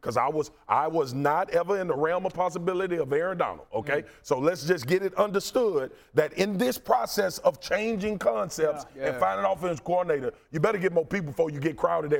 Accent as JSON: {"language": "English", "town": "Baton Rouge", "region": "Louisiana", "country": "United States", "tie": "born or raised there", "said": "I grew up in South Baton Rouge."}